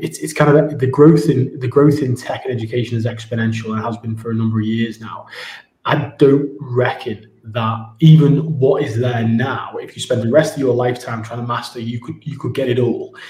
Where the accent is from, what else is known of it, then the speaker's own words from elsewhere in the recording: Ormskirk, North West England, United Kingdom; moved away as an adult; also born or lived in Spain / Moscow / Abu Dhabi; now in Dubai, United Arab Emirates; I'm from Ormskirk originally